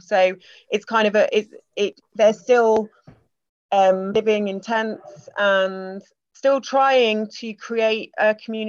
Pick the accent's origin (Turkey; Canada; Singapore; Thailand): Singapore; born there; I was born in Singapore. I've always had a British passport, but I studied languages. I've lived abroad.